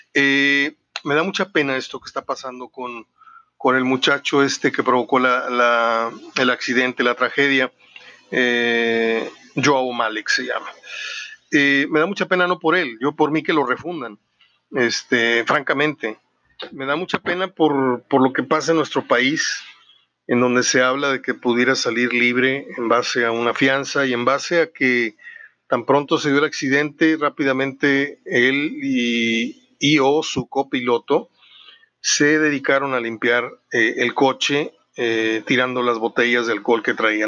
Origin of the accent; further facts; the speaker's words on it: Mexico; also born or lived in Monterrey / Mexico City / San Luis Potosí; realmente yo quiero mucho mi tierra, quiero mucho a Monterrey, quiero mucho a la Ciudad de México, mis dos ciudades favoritas, y, San Luis Potosí, que es la otra en la que he pasado temporadas de mi vida importantes